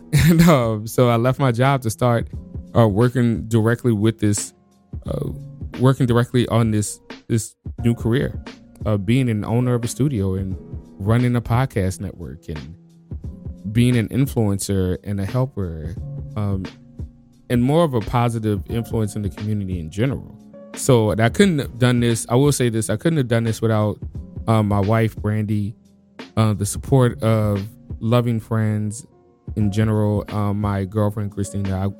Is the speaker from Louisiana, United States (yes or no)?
yes; New Orleans, Louisiana, United States; now in Washington, United States; I'm from New Orleans